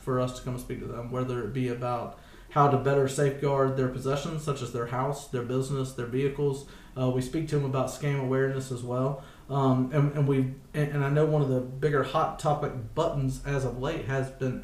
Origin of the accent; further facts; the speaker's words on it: Chapin, South Carolina, United States; I'm from Chapin. Been here most of my life. My family has been here their entire lives